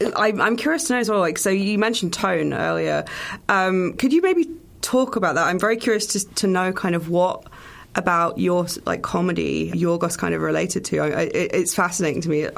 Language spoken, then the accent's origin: English; United Kingdom; as a British person